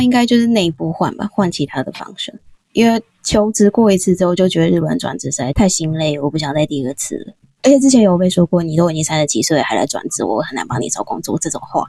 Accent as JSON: {"language": "Chinese", "region": "Taipei", "country": "Taiwan", "said": "那可是我们也是台北人呐、啊，这样讲好像不太公平。本来在台北也不用付房租啊"}